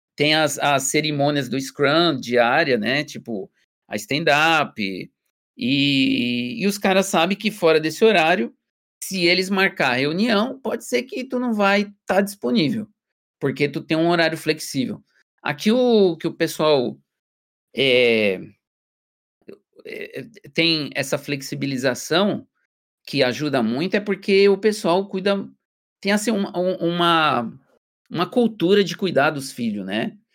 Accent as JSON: {"language": "Portuguese", "country": "Brazil", "moved": "as an adult", "lives_now": "Germany", "said": "eu sou brasileiro"}